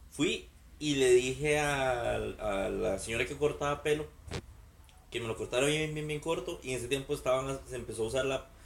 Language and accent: Spanish; Cartago, Costa Rica; Yo soy de Cartago